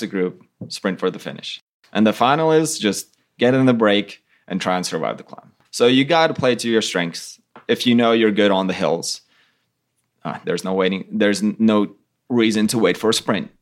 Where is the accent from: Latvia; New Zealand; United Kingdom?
Latvia; we're from Latvia, it's totally flat